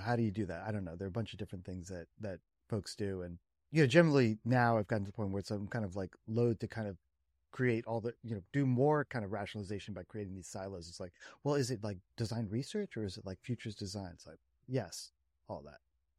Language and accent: English; Princeton, New Jersey, United States; I grew up in Princeton, New Jersey.